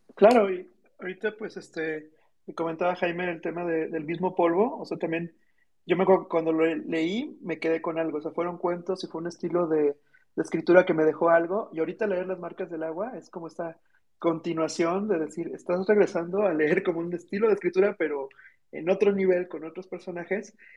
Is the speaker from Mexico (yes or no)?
yes; Mexico; como mexicanos